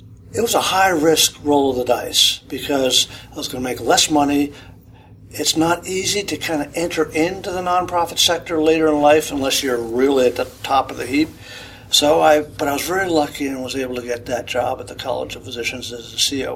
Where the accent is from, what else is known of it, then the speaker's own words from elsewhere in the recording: Boston, Massachusetts, United States; I grew up in the Boston area